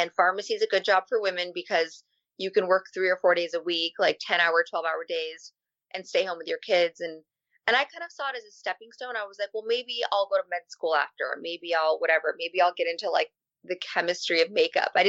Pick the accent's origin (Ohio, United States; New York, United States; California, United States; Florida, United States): New York, United States; Albany; I was born in Albany, New York